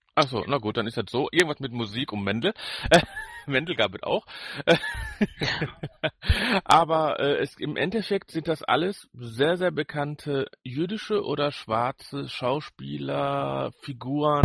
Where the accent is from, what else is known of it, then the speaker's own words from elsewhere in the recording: Ruhr area, North Rhine-Westphalia, Germany; wir sind ja beide hier im Ruhrport groß geworden. Du zwar auf dem Dorf, ich mitten in der Stadt.